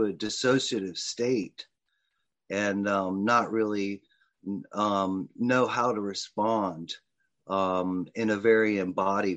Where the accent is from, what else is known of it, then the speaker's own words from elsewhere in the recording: Richmond, Virginia, United States; was raised in a middle class home, from the West End of Richmond with all the privilege available as a white male growing up in America.